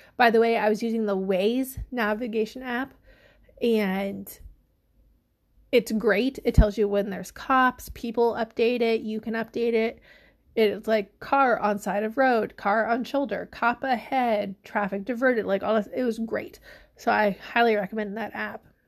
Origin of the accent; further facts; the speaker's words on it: the Midwest, Illinois, United States; we are from the Midwest